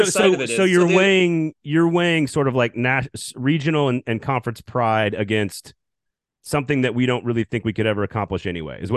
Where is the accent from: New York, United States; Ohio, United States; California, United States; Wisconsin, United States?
Wisconsin, United States; born there; also born or lived in Texas; I'm a North and South guy because I was born in Wisconsin and I've lived in Texas, which is not really a, a, region of the country. It's just Texas. And I've lived in the South. I've lived everywhere.